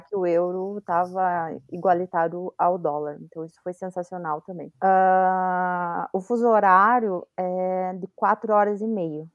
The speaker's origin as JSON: {"language": "Portuguese", "country": "Brazil", "said": "Eu, brasileira"}